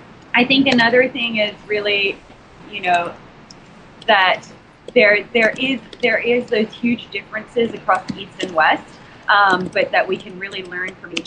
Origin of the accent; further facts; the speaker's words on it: Australia; accent: Australian; So I guess for me, I tend to say I'm Indonesian Australian just to make it easier. But I'm Australian by passport. Although with my accent, a lot of people don't tend to believe me.